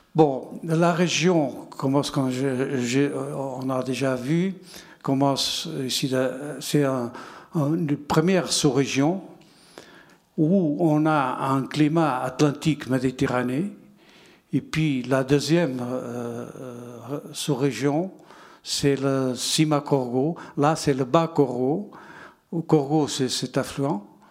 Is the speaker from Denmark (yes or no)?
no; Portugal; French is a second language; moved away as an adult; also born or lived in Bordeaux; quand je suis parti de Portugal